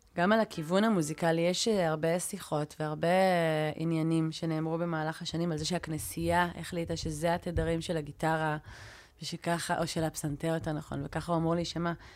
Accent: Israel; אני ישראלית

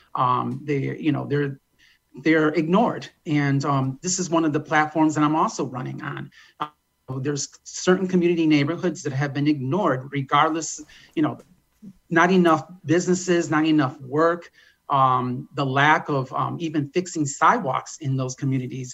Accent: United States; I was born in Malakowski Circle, um, raised there for 20 years

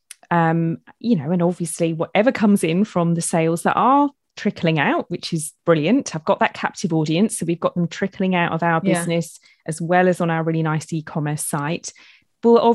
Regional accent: United Kingdom; I'm being very British

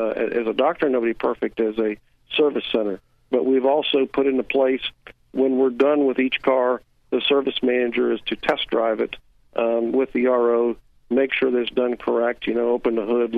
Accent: Orlando, Florida, United States; also born or lived in Lake Mary; I was born in Orlando and raised, and then we moved to Lake Mary in 1970.

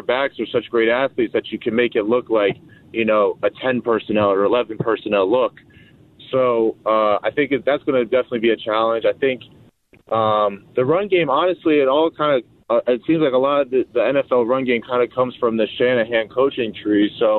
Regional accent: Connecticut, United States; also born or lived in Boston, United States; and it's, 70 degrees out here, and I'm from Connecticut and Boston, so.

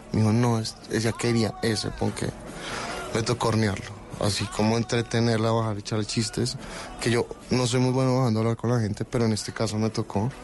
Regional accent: Colombia; also born or lived in Barcelona, Spain / France / Denmark; Soy colombiano

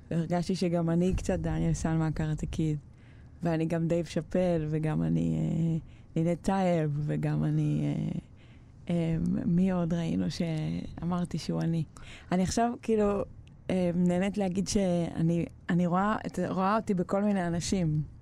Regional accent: Ashdod, Southern District, Israel; also born or lived in Bnei Brak / Petah Tikva / Kiryat Gat / Shtulim; עברנו לפתח תקווה לאיזה שנה נוספת, ואז כזה עד כיתה ב' הייתי בקריית גת, ומכיתה ב' עד ט' היינו באשדוד.

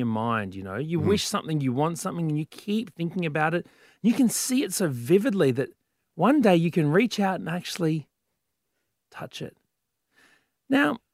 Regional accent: Brisbane, Queensland, Australia; my hometown

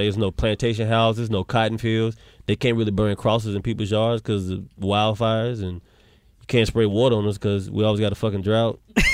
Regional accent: Charlotte, North Carolina, United States; moved away; I'm from North Carolina. I'm from Charlotte, North Carolina.

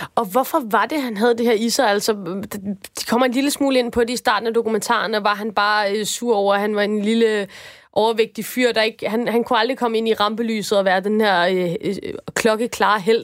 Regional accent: Denmark; nu er jeg jo dansker

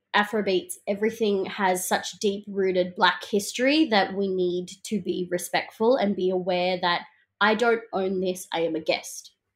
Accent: Melbourne, Victoria, Australia; I'm such a proud, um, Melbournian kid. You know, I grew up in the South East suburbs

